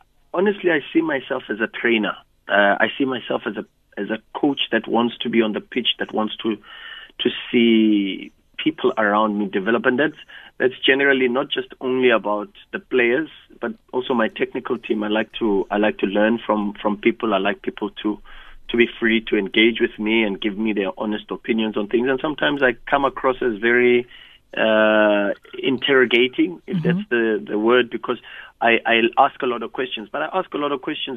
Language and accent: English; Soweto, Gauteng, South Africa; I grew up in Soweto